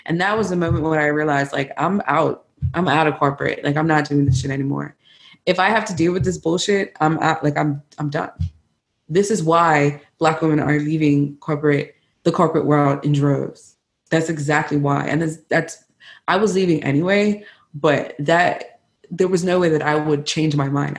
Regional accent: Bermuda; accent: Bermudian; It started with me like not code switching, trying to talk as much in my Bermuda accent, whatever's left, you know, and talk about my culture

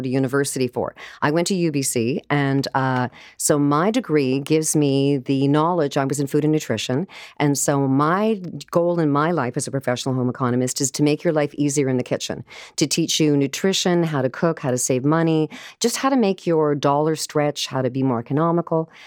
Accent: Vancouver, British Columbia, Canada; now in Toronto, Canada; I'm from Vancouver

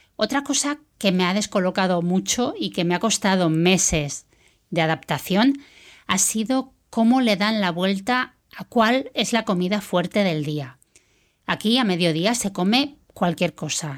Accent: Spain; moved away as an adult; now in United Kingdom; Soy española y pronto hará tres años que me fui a vivir al Reino Unido.

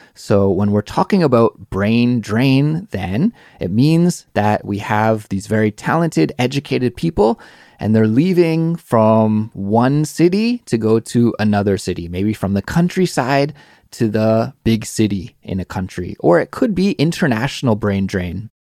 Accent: Canada; now in South Korea; I'm Canadian

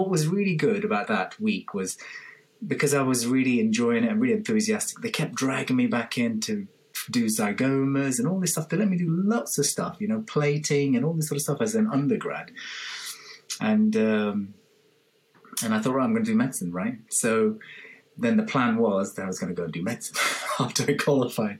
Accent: London, United Kingdom; moved away as an adult; also born or lived in Liverpool; now in Birmingham, United Kingdom; I'm from London originally.

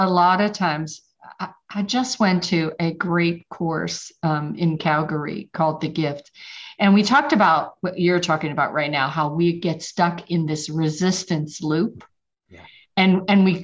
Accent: Pittsburgh, Pennsylvania, United States; moved away as an adult; now in Georgia, United States; I'm originally from Pittsburgh, but I have been in Georgia longer than I lived in Pittsburgh

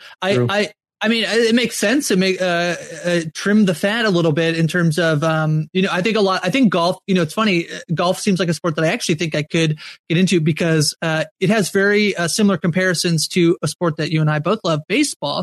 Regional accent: Canada; As a Canadian

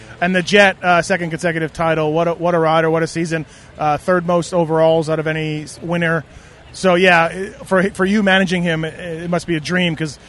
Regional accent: Canada; I'm Canadian.

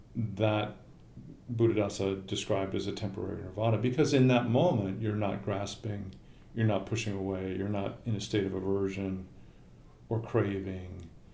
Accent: Lincoln, Nebraska, United States; Lincoln, Nebraska.

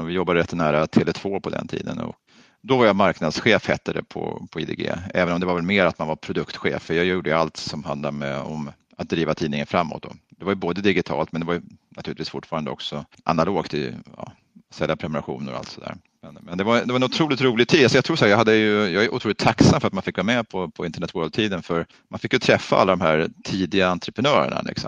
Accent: Stockholm, Stockholm County, Sweden; also born or lived in Östergötland; Vi är faktiskt födda i Östergötland och så där, men jag är uppvuxen i Stockholm

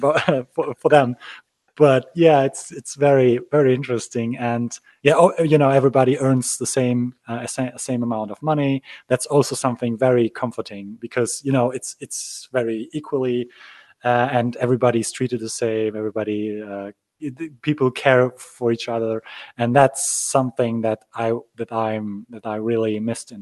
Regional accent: Gdańsk, Pomeranian Voivodeship, Poland; I'm actually from Poland. I was born in Danzig, which used to be German also

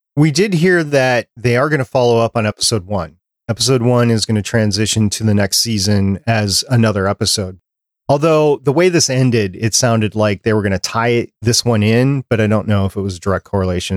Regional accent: Minnesota, United States; when I was growing up in Minnesota

